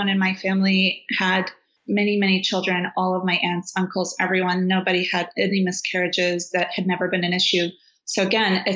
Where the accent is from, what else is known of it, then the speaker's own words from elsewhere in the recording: Afghanistan; also born or lived in Washington, D.C., United States / New York, United States; now in California, United States; I'm from Afghanistan, but my mom is Uzbek and Russian, and my dad is Afghan and Syrian of descent